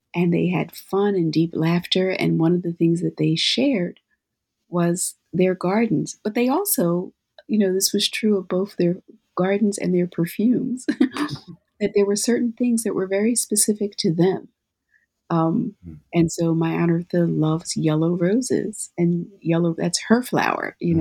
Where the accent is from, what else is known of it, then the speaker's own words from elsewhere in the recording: Philadelphia, Pennsylvania, United States; moved away; when I was growing up in Philadelphia